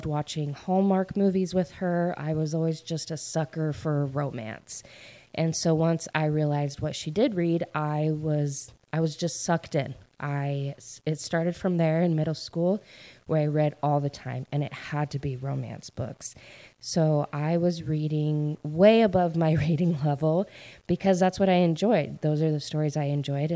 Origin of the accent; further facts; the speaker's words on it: Idaho, United States; moved away as an adult; also born or lived in Utah; now in East Coast, United States; I grew up in Idaho, and I lived there in my hometown until I graduated from high school.